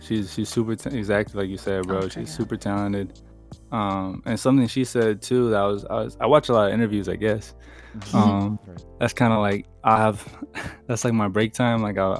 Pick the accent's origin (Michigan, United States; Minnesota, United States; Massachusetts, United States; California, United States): California, United States; also born or lived in San Jose / Hollister / Fresno / Los Angeles; So I kind of like grew up all over California. Mm-hmm. I was born in San Jose, and then I was born in San Jose. I moved to Hollister, and then I moved to Fresno, and then I moved to Los Angeles